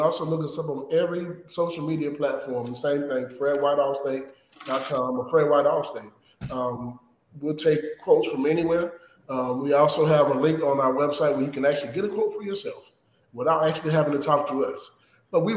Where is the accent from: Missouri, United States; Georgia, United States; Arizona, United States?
Georgia, United States; I'm from Georgia